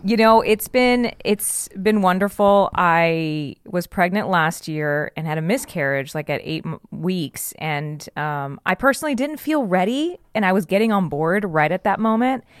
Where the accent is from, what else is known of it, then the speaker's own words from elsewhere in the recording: South Texas, United States; moved away as an adult; I am from super South Texas, and I say super because I'm like four hours from San, four hours south of San Antonio, and 15 minutes from the border of Mexico.